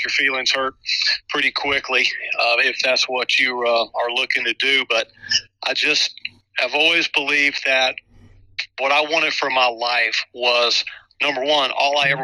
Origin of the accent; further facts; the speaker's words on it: Chapel Hill, North Carolina, United States; I was a kid growing up in Chapel Hill